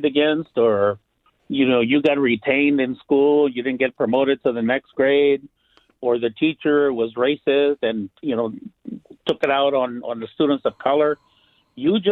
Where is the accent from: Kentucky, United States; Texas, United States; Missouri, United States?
Texas, United States; San Antonio area; moved away as an adult; also born or lived in California; now in Saginaw, United States; I graduated from high school in Texas.